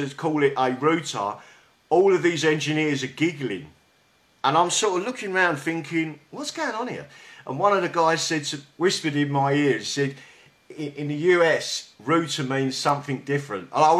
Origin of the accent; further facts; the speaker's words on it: London, United Kingdom; accent: South London; my South London accent